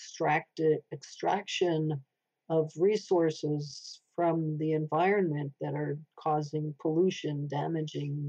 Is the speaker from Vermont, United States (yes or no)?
yes; Vermont, United States; I come from Vermont